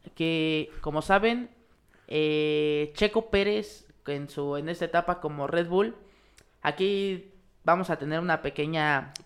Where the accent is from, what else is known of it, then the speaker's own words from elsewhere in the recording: Mexico; para nosotros como mexicanos